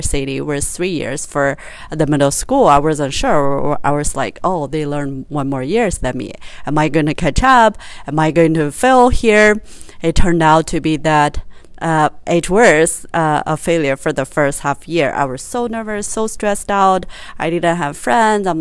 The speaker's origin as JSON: {"language": "English", "country": "China", "tie": "born or raised there", "said": "I grew up in China"}